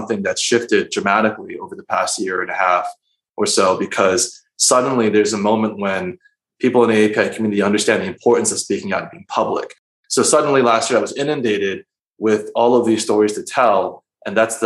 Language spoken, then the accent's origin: English; Philadelphia, Pennsylvania, United States; moved away as an adult; also born or lived in Queens, New York; now in New York, United States; I was born and raised in Philadelphia